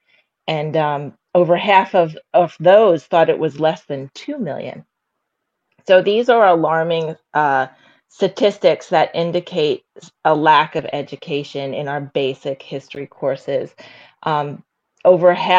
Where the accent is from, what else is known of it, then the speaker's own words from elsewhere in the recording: New York, United States; I grew up in New York